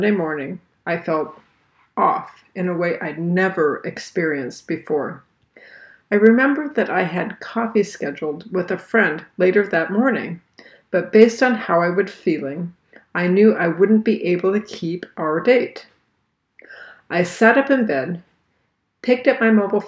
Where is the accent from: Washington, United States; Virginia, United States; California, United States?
Virginia, United States; I am from Virginia